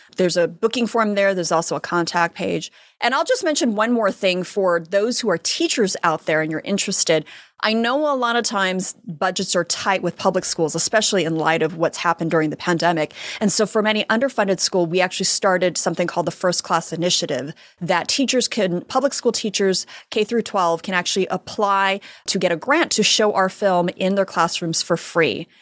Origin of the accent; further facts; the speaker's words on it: United States; I'm American. I was born here.